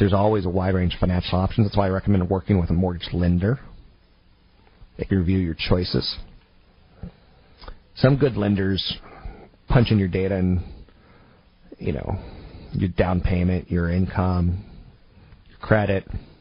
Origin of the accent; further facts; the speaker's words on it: California, United States; California, my home state